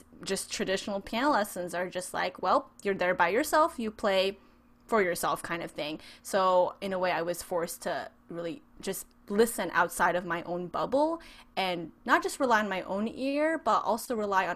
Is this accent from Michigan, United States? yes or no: no; San Francisco Bay Area, California, United States; moved away as an adult; now in Orange County, United States; I'm actually originally from the San Francisco Bay Area. I grew up there and decided to move down to SoCal to go to Biola University